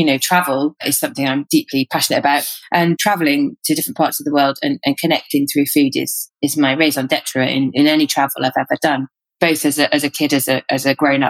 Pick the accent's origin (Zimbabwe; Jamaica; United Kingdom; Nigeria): Zimbabwe; born there; also born or lived in Botswana; Well, I was born in Zimbabwe and grew up for a while in Botswana.